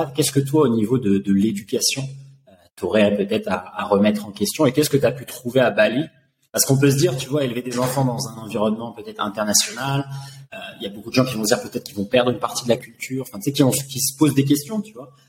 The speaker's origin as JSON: {"language": "French", "town": "Paris", "region": "Île-de-France", "country": "France", "also_born_or_lived": "Zurich", "moved": "yes", "said": "je suis parisien de base, français"}